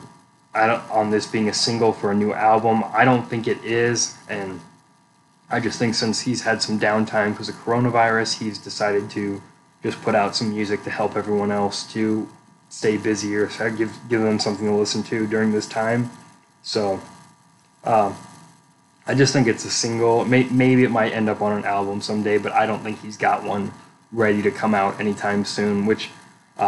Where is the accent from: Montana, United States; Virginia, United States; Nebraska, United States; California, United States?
Nebraska, United States; Omaha; my hometown